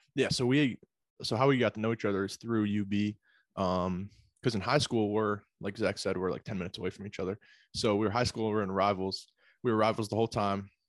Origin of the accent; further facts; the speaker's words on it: Pittsford, New York, United States; also born or lived in Buffalo, New York; originally from, uh, Pittsford, Sutherland High School out of Rochester, New York